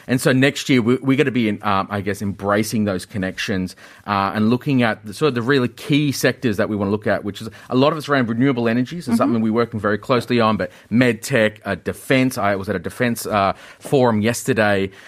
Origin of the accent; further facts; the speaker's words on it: Australia; moved away as an adult; now in Korea; growing up in Australia uh, in the 80s and 90s